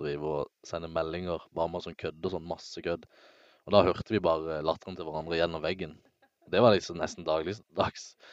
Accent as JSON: {"language": "Norwegian", "town": "Søgne", "region": "Agder", "country": "Norway", "moved": "yes", "said": "jeg var hjemme i Søgne"}